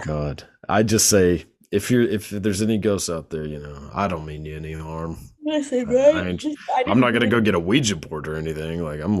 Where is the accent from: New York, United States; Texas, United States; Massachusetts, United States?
Texas, United States; born or raised there